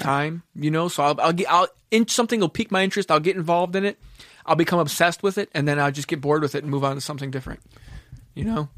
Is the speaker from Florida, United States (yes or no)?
yes; Kendall, Florida, United States; also born or lived in Mount Clemens, Michigan / Homestead, Florida; once we moved to Kendall, that's when I was, like, started becoming, like, into my teen years